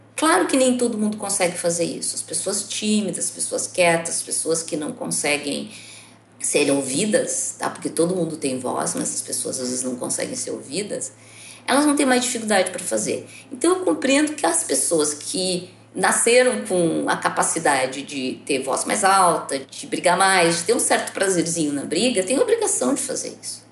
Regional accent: Brazil; eu sou filha da escola pública brasileira

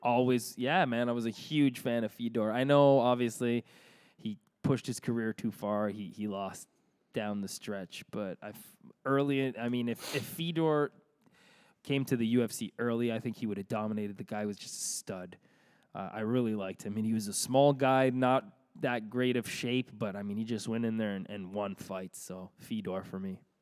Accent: Toronto, Ontario, Canada; we're from Toronto

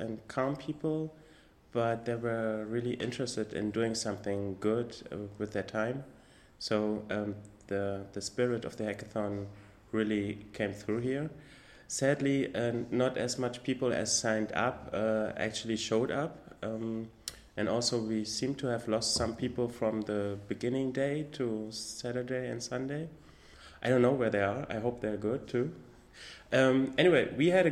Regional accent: Berlin, Germany; also born or lived in north of Germany; since I'm 7 years old, I'm living in Berlin, so I feel like a real Berliner

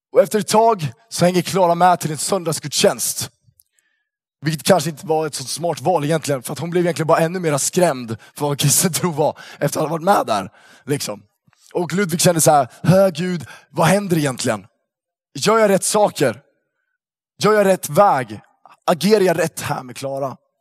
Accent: Uppsala, Uppsala County, Sweden; moved away; Jag kommer från Uppsala från början

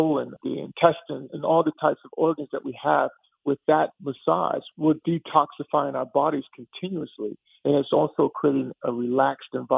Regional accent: Texas, United States; I grew up in Texas

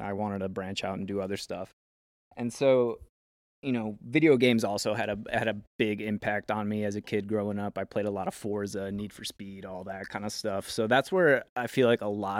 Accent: South Haven, United States; when I was a young kid in my hometown in South Haven

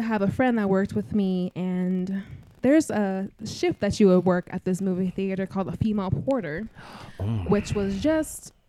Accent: Phoenix, Arizona, United States; I grew up in Ahwatukee

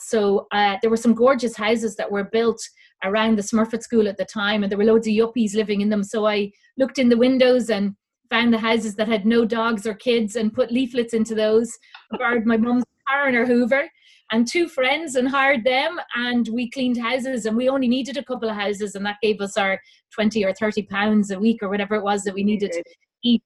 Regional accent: Dublin, Leinster, Ireland; now in Kildare, Ireland; I was brought up in Dublin, lived in Dublin all my life.

